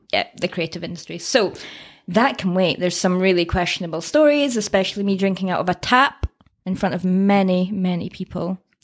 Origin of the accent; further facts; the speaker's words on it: Scottish Borders, near Berwick-upon-Tweed, Scotland, United Kingdom; accent: Scottish; I am from Scotland. Can you tell by the accent? Originally from the Scottish borders, a little town near, uh, Berwick.